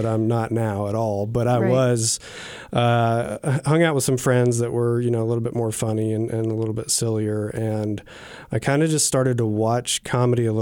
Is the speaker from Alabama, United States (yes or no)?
yes; Huntsville, Alabama, United States; also born or lived in Atlanta; I am from Huntsville, Alabama